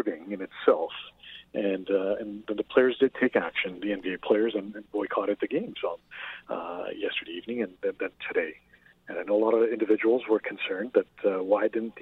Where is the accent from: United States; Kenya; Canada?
Canada; Toronto, Ontario; I grew up in Jane and Finch in Toronto